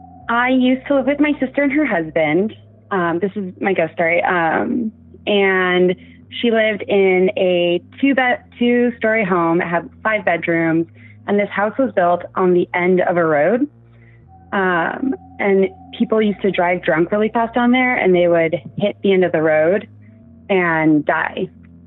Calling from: Seattle, Washington, United States; And I'm from Seattle, Washington.

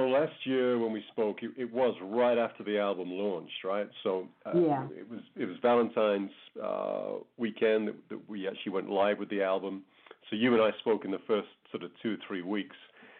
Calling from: Calgary, Alberta, Canada; So I'm in Calgary in Alberta, which is, I guess, a couple of hours north of the U.S. border here in Canada.

